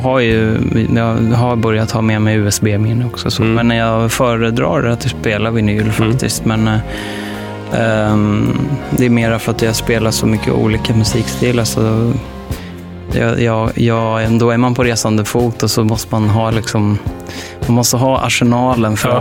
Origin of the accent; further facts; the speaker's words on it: Stockholm, Stockholm County, Sweden; jag är uppväxt mycket på Södermalm